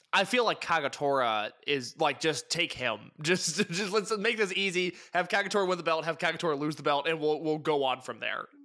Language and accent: English; Midwest, United States; I'm from the Midwest